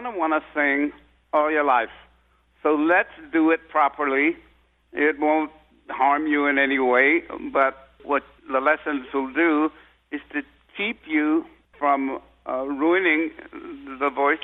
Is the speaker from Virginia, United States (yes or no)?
no; San Francisco, California, United States; I grew up in San Francisco